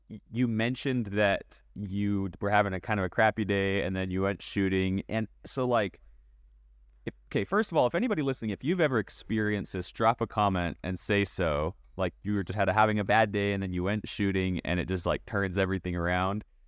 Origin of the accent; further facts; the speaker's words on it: Canada; moved away; I was born in Canada